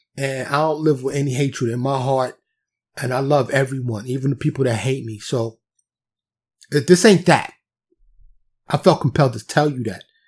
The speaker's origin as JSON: {"language": "English", "town": "New York City", "region": "New York", "country": "United States", "tie": "born or raised there", "moved": "yes", "lives_now": "Dallas, United States", "said": "I'm from New York City, born and raised, but I live in Texas now, suburb of Dallas"}